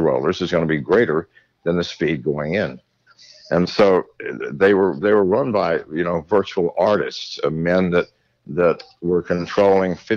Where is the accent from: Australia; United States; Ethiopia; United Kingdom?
United Kingdom; England; I was born in England at the end of World War II.